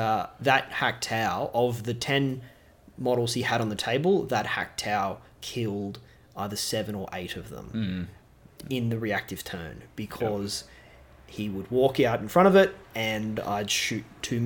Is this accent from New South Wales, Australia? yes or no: yes; Newcastle, New South Wales, Australia; now in Melbourne, Australia; I am from Newcastle myself, so as a New South Welshman, I am and a Novocastrian through and through.